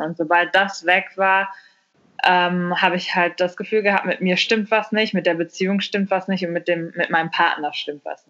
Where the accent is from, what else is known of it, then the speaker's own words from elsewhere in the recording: Germany; moved away as an adult; also born or lived in Mexico / Australia / India / Barcelona, Spain; Deutschland, meine Heimat